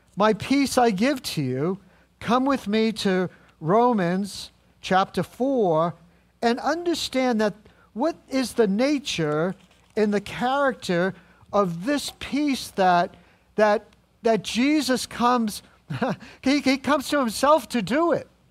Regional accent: New England, United States; I'm just from New England

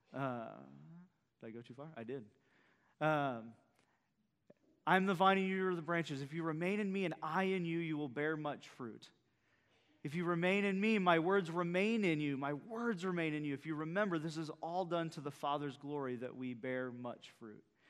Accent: central Iowa, United States; now in Bayport, United States; my wife and I, uh, are both central Iowa folks

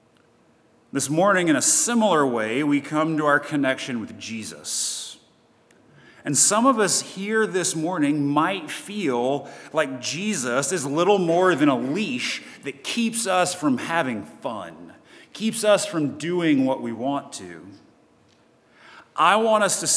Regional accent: Chattanooga, Tennessee, United States; moved away; I'm originally from Chattanooga, Tennessee

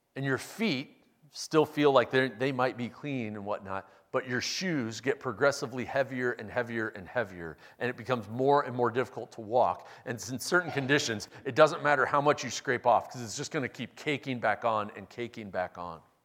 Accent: Omaha, Nebraska, United States; Westbrook Evangelical Free Church that I grew up going to in Omaha

